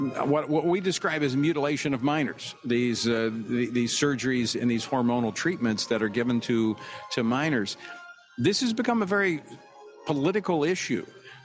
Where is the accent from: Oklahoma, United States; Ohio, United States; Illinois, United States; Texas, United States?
Oklahoma, United States; moved away; also born or lived in Louisiana; I grew up in Oklahoma. I grew up in Oklahoma driving on the dirt roads